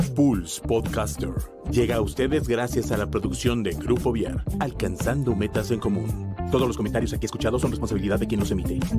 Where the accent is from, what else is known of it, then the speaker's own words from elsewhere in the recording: Hidalgo, Mexico; moved away as an adult; also born or lived in Tula / Pachuca; now in Querétaro, Mexico; yo soy originario del estado de Hidalgo, tengo en Querétaro ya muchos años, ya soy queretano, tenemos más de 40 años en esta hermosa ciudad